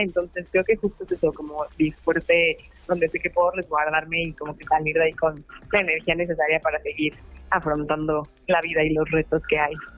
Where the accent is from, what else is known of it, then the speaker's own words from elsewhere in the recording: Puebla, Mexico; soy de aquí de Puebla